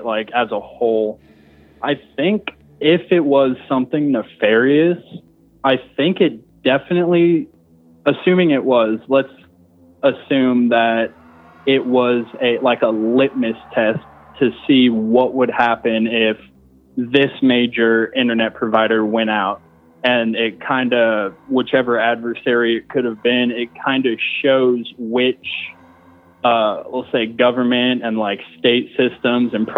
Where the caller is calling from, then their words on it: Denver, Colorado, United States; from Denver calling from my bathroom